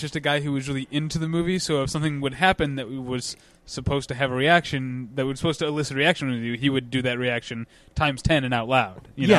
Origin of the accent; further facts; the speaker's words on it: St. Louis, Missouri, United States; I'm from St. Louis where the zoo is free and great.